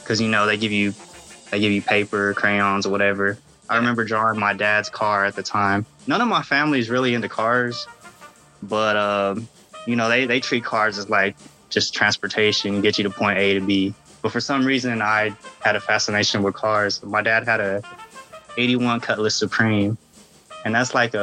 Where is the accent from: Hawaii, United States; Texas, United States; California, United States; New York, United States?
Texas, United States; I'm from Texas